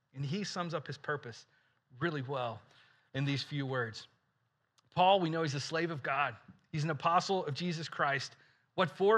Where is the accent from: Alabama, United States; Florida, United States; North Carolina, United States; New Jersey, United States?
Alabama, United States; I grew up in Alabama